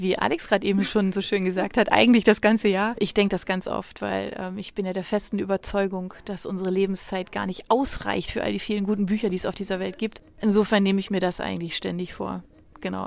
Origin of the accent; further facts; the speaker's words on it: Germany; bei uns in Deutschland